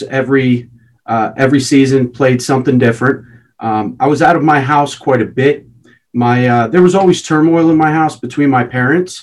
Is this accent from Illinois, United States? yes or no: no; Philadelphia, Pennsylvania, United States; born and raised in Philadelphia, Pennsylvania.